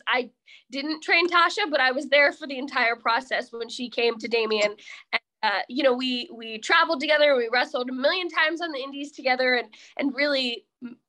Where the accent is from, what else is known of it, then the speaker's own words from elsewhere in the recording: Jefferson Township, New Jersey, United States; moved away; I'm from Lake Apacon, so that's like our diner. Lake Apacon, Jefferson Township